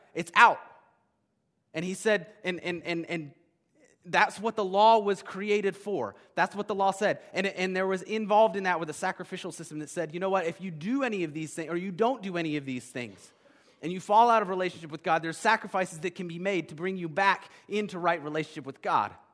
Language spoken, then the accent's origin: English; United States; As modern American Christians